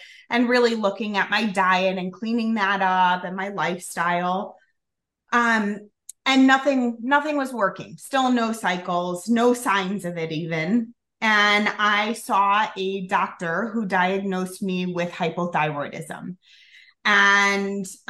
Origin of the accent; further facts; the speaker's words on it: Chicago, Illinois, United States; also born or lived in Colorado; I'm from Chicago, so this is my home base